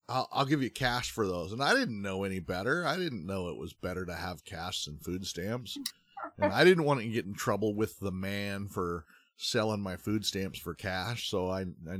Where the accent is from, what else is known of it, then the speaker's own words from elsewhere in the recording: Sequim, Washington, United States; mine was in Squim, Washington